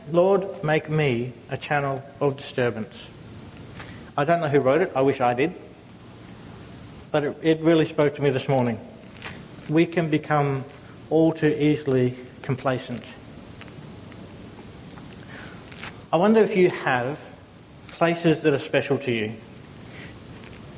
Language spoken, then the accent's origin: English; Logan City, Queensland, Australia; I grew up in Logan City